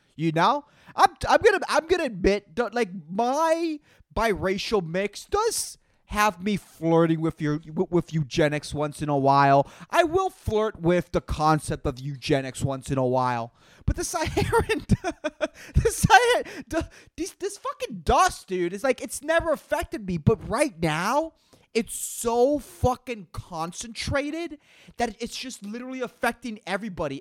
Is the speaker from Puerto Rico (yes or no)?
yes; Puerto Rico; I'm from Puerto Rico